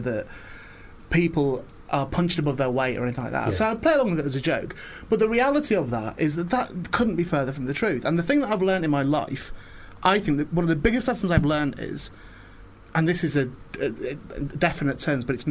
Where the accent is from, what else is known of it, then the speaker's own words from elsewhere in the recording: Warrington, North West England, United Kingdom; also born or lived in St Helens; I was born in Warrington. I was born in Warrington Hospital